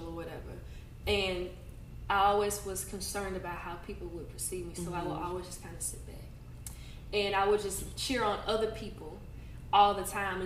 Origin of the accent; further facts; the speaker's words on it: Dennis Mills, Louisiana, United States; now in Baton Rouge, United States; Oh, I live in Baton Rouge, but I'm from Dennis Mills